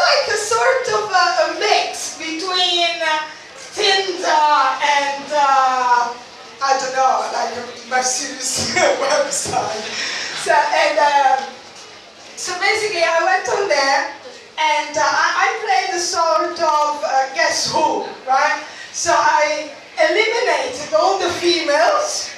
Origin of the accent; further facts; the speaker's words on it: Italy; accent: Italian; English is a second language; moved away; I'm also Italian.